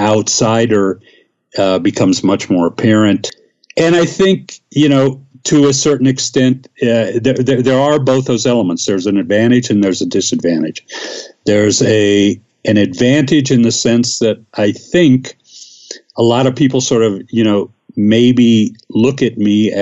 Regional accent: the South, United States; moved away as an adult; also born or lived in the North (US) / Ohio; now in Mexico City, Mexico; I was born in the North and I grew up in the South

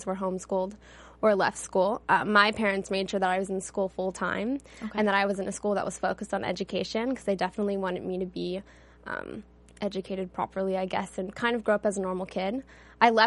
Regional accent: Philadelphia, Pennsylvania, United States; now in Los Angeles, United States; I grew up in Philly

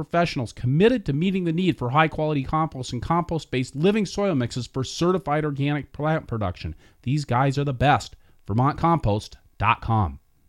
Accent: Pacific Northwest, United States; I really got a lot out of this, and I don't think it's just because I'm from the Pacific Northwest.

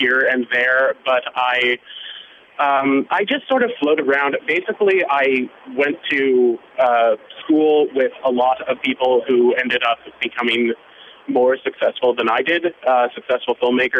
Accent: Northern California, United States; also born or lived in Monterey Bay, California; now in New York, United States; I am originally from Northern California, up near Lake Tahoe, Sacramento area, and a bit down in Monterey Bay as well.

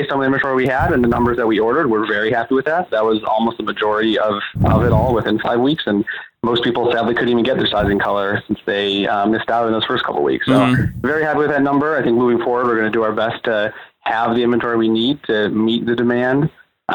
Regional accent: Detroit, Michigan, United States; also born or lived in North Carolina; I'm from Detroit originally

